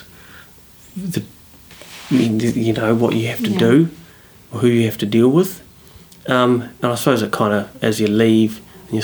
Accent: Christchurch, Canterbury, New Zealand; moved away; also born or lived in Auckland; I'm from Christchurch originally

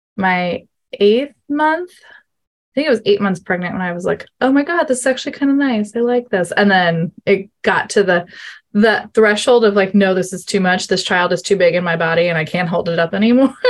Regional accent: New York, United States; I am from New York, USA, so other side of the world from Linda

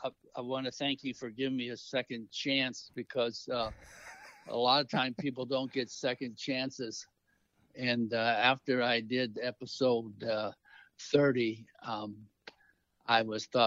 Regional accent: O'Fallon, Illinois, United States; moved away as an adult; also born or lived in Asia; now in San Antonio, United States; I'm originally from Illinois, and I'm from O'Fallon, Illinois

